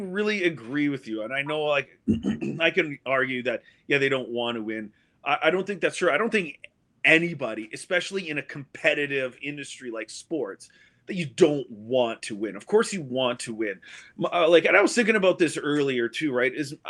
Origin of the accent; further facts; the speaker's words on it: Sault Ste. Marie, Michigan, United States; Born and raised in Sault Ste. Marie, just like Bono.